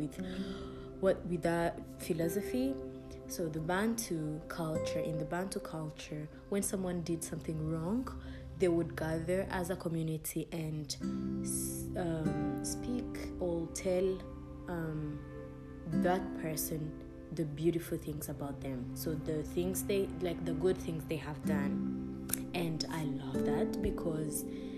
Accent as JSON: {"language": "English", "country": "Rwanda", "tie": "born or raised there", "second_language": "English", "said": "I'm from Rwanda. I'm from Rwanda. It's a country on the continent of Africa. Yeah, it's a country in East Africa. And I'm Rwandan by birth and nationality. So English is not my first language."}